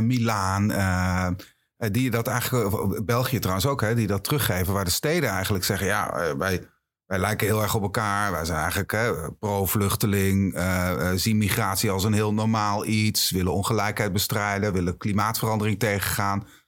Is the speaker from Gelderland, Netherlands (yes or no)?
yes; Achterhoek, Gelderland, Netherlands; moved away; ik kom oorspronkelijk uit de Achterhoek